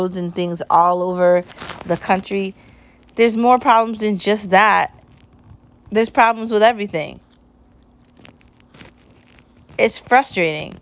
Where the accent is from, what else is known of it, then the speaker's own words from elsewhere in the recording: United States; I was proudly born as an American, and I'll proudly die as one